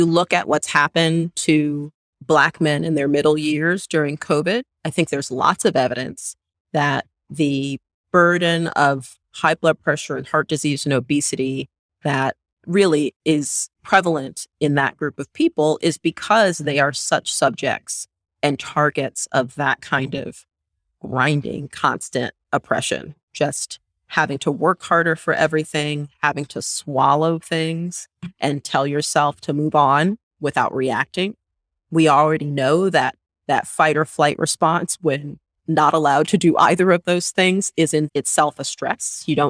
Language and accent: English; San Diego, California, United States; the neighborhood I grew up in San Diego.